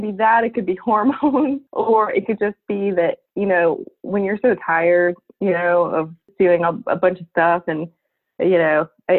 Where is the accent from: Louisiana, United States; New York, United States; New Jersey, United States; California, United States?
New York, United States; Long Island; also born or lived in San Salvador, El Salvador; I actually grew up on Long Island, New York, but my mom is from El Salvador. My dad's from Puerto Rico